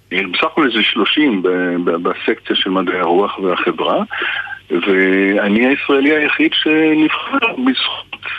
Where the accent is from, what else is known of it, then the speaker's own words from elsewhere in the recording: Israel; כי אה, כישראלי אני ער מאוד לתפקיד של העבר